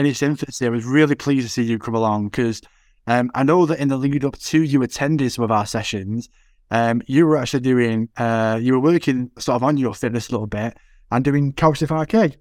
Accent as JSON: {"language": "English", "town": "Manchester", "region": "North West England", "country": "United Kingdom", "accent": "Manc", "said": "I'm, I'm, like, as mank as they come, so I won't, I won't be in my accent"}